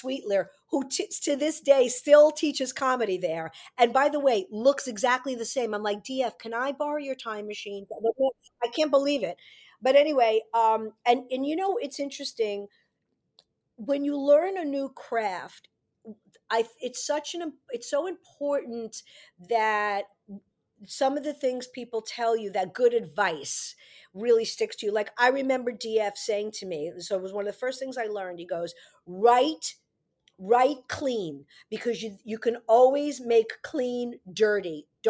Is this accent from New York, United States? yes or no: yes; New York City, New York, United States; I grew up in New York City.